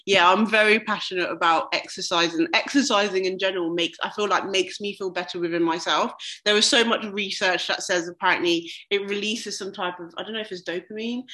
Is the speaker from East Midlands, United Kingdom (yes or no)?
no; London, United Kingdom; now in Birmingham, United Kingdom; I'm from London as well